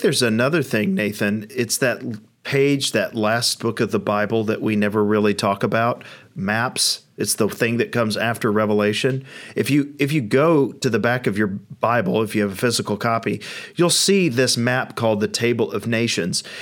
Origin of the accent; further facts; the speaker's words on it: United States; I'm a Westerner, I'm an American, uh, I'm of European descent.